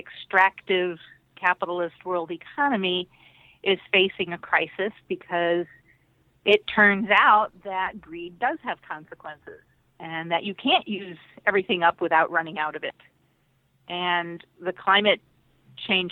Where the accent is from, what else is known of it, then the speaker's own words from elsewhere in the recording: Puerto Rico; I was born in Puerto Rico, the child of blacklisted communists. I grew up on a farm in the remote part of the island